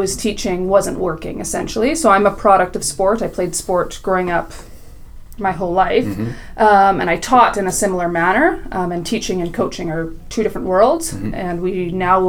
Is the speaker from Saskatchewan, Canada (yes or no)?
yes; Saskatoon, Saskatchewan, Canada; I'm from Saskatoon, mm-hmm. Saskatchewan, born and raised